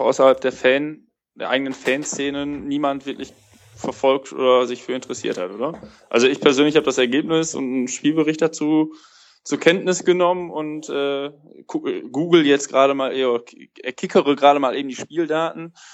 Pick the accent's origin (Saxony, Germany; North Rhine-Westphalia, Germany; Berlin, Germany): North Rhine-Westphalia, Germany; Cologne; als jemand, der in Köln lebt und, und auch gebürtiger Kölner ist